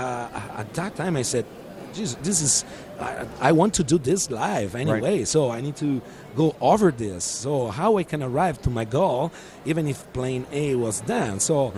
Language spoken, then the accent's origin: English; Italy; born there; also born or lived in Africa; So my story is a simple story. I was born in Italy, and I grew up in Africa.